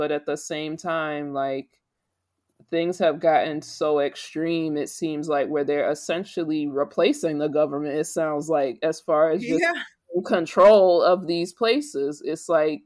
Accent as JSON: {"language": "English", "country": "United States", "said": "I'm an American"}